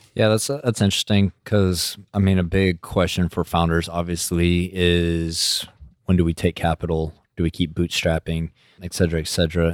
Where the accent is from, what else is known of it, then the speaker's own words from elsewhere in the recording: West Texas, United States; I'm from West Texas, so those are my people